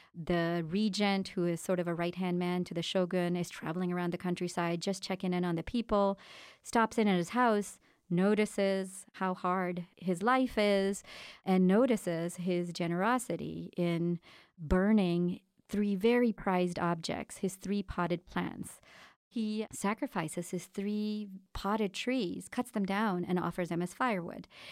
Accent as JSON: {"language": "English", "country": "India", "tie": "born or raised there", "moved": "yes", "said": "I was born and raised in India."}